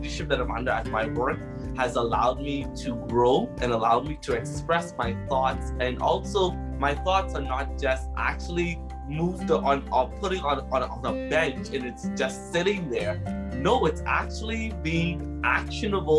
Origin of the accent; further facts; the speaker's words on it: Bahamas; also born or lived in Prince Edward Island, Canada; now in Halifax, Canada; that type of island home that I grew up in the Bahamas